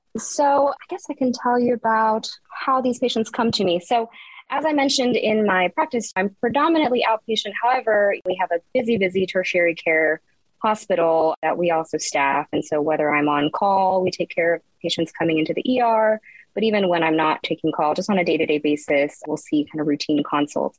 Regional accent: Texas, United States; also born or lived in Houston; I grew up in Texas, various parts of Texas

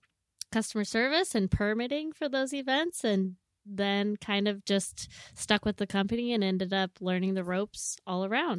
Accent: Washougal, Washington, United States; also born or lived in Seaside; Okay. I was Washougal, you know, across the river, and then Seaside.

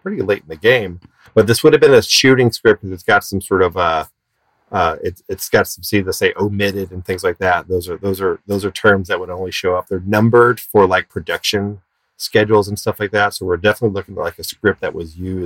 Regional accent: the American South, United States; we would call it a foyer, because we're from the American South

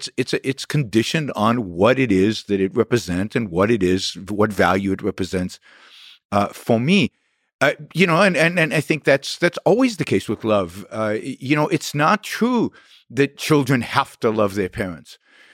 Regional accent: Israel; I grew up in Israel at a time of everything was geared towards patriotism and the state.

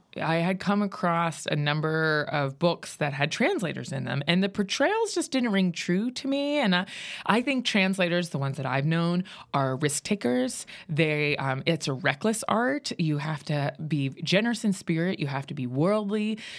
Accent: Pennsylvania, United States; And I grew up in Western Pennsylvania. And so there was no art really happening in the little, you know, Rust Belt dying town where I was born.

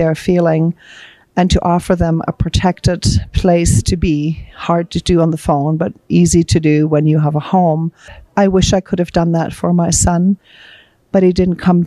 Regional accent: Germany; moved away; I'm actually from Germany.

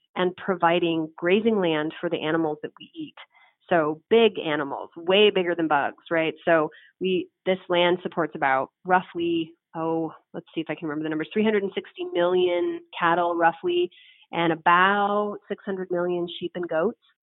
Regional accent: San Francisco, California, United States; San Francisco, my hometown city

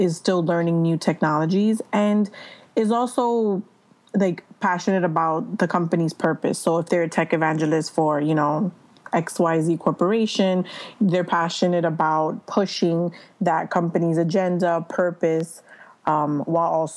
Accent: New York City, New York, United States; I'm from New York City, born and raised

